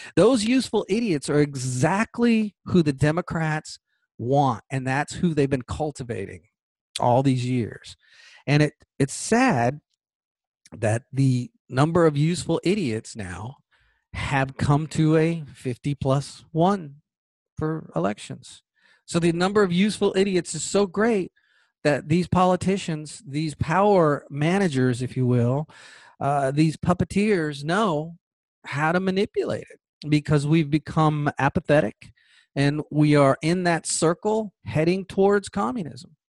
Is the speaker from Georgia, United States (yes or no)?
yes; Georgia, United States; Georgia, my home state